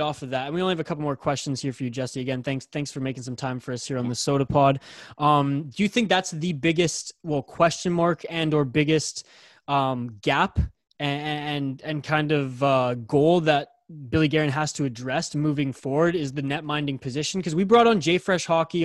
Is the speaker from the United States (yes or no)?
no; Canada; I'm the Canadian on this podcast